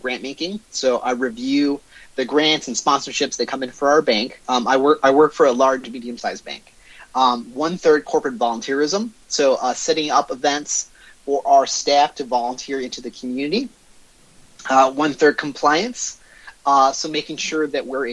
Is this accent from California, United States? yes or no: no; Michigan, United States; also born or lived in Detroit / Dearborn, Michigan; Born and raised in Michigan. So I spent the first 5 years of my life in Detroit. Moved around throughout the state for various jobs. But I've been in Southeast Michigan all my life.